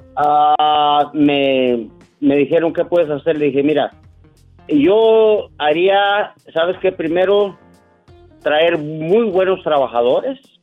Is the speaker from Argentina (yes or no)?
no; Durango, Mexico; now in California, United States; yo soy latino, soy mexicano, soy durangueño